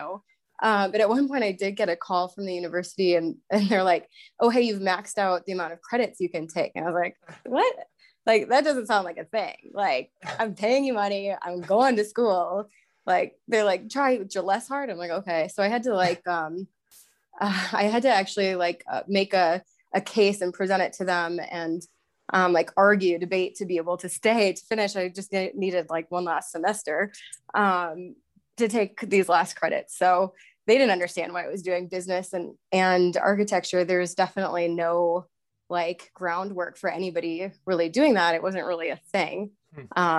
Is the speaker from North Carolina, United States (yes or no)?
no; Verona, Wisconsin, United States; moved away as an adult; also born or lived in New York; now in Colorado, United States; I grew up in Verona, Wisconsin, right outside of Madison